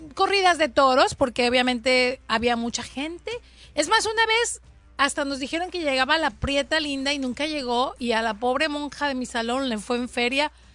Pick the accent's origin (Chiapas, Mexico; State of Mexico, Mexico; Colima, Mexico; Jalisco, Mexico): Colima, Mexico; now in California, United States; Yo de pequeña, de pequeña en Colima